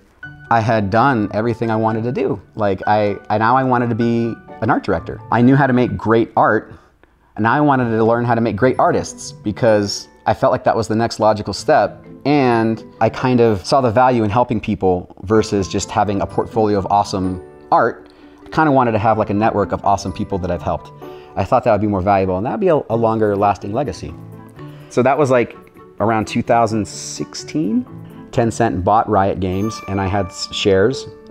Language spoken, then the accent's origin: English; St. George, Utah, United States; moved away as an adult; also born or lived in Orange County, California; we moved away from Orange County, back to the hometown of Utah, back to St. George